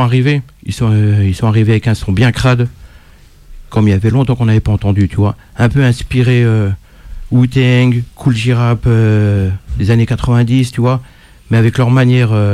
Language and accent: French; Dijon, Bourgogne-Franche-Comté, France; On est de Dijon tous les deux